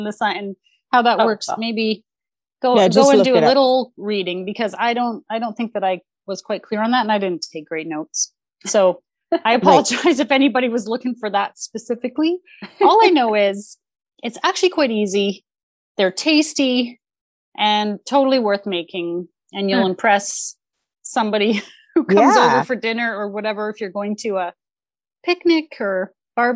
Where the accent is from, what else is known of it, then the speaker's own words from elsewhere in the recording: Canada; we are Canadian